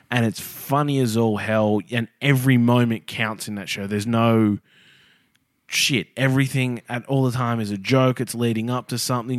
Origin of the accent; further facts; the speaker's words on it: Australia; as an Australian